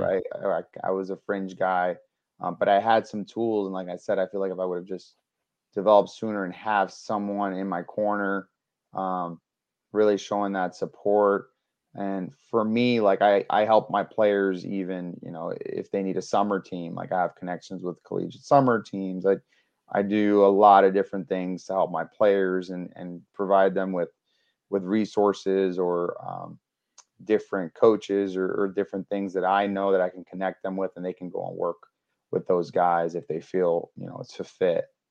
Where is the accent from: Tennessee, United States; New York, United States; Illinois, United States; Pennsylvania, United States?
New York, United States; moved away; also born or lived in Florida; I grew up in New York. That's where I was born.